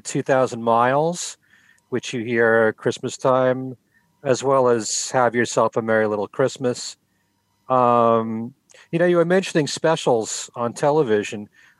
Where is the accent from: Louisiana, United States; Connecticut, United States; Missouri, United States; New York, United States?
Connecticut, United States; Milford; … comes from my hometown of Milford, Connecticut.